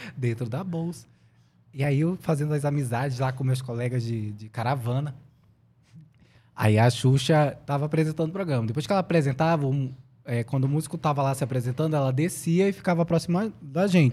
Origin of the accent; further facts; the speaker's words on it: Manaus, Amazonas, Brazil; moved away as an adult; also born or lived in Brasília / São Paulo; sou lá de Manaus